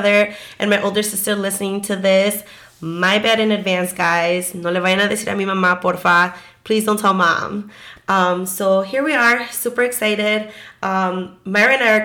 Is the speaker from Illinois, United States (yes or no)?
yes; Chicago, Illinois, United States; I was born and raised in Chicago